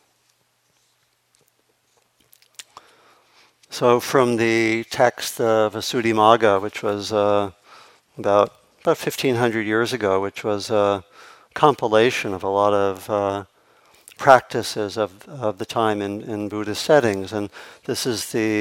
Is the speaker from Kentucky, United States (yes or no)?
no; Maryland, United States; I grew up on the East Coast, and not so far from the ocean, or in Maryland